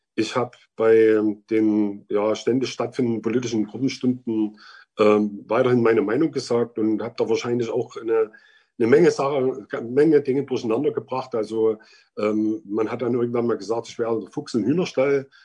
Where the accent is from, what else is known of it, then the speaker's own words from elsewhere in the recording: Vogtland, Germany; bin im Vogtland aufgewachsen, wohne auch jetzt wieder im Vogtland